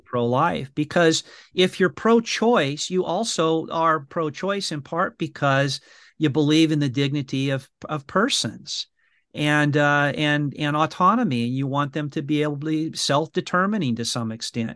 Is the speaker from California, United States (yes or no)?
yes; Brea, California, United States; I went to the the brea improv which is a, a comedy uh, house yeah. you know in my hometown in california